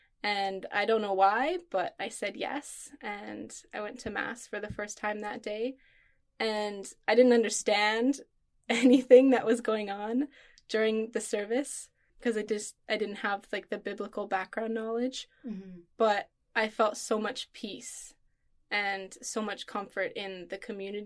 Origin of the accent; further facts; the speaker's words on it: Manitoba, Canada; I grew up in Manitoba, Canada